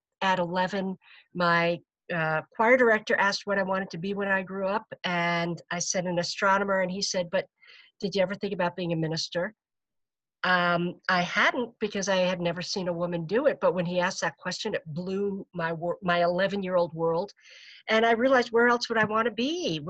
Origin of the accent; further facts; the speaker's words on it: Babylon, New York, United States; I was born on Good Friday, raised in a town called Babylon.